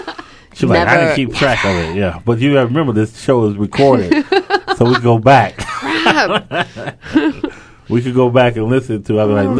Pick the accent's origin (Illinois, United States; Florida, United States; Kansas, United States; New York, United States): Illinois, United States; Chicago; I'm from Chicago